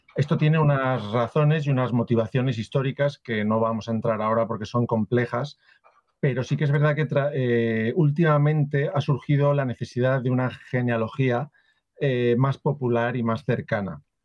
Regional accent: Valencia, Valencian Community, Spain; yo por ejemplo soy de Valencia, pero tengo antepasados de Barcelona, de Madrid, de Extremadura, de Valladolid, de Andalucía, incluso de Génova en Italia

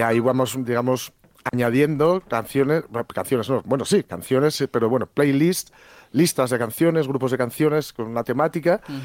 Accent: Asturias, Spain

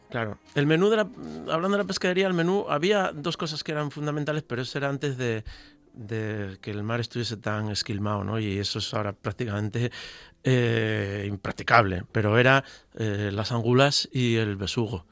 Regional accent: Gijón, Asturias, Spain; en Gijón somos un poco eh, iconoclastas, eh, irracionales

